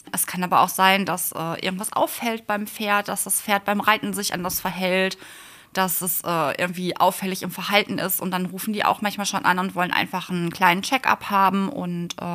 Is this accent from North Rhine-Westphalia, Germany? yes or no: yes; Bottrop, North Rhine-Westphalia, Germany; Ich komme aus Bottrop.